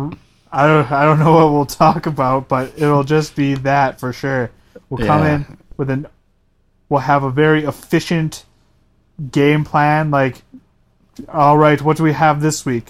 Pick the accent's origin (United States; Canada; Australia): Canada; we're Canadian